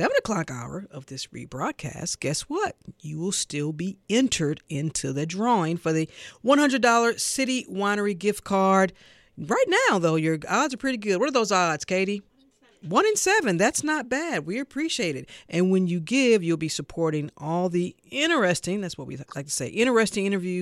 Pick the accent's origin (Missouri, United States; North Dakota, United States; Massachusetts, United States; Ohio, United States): Missouri, United States; St. Louis; now in Atlanta, United States; growing up in St. Louis